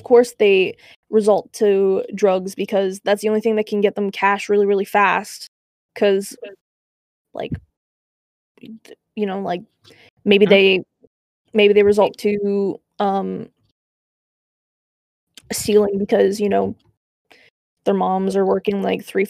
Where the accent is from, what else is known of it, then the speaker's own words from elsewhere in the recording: Canada; I'm Canadian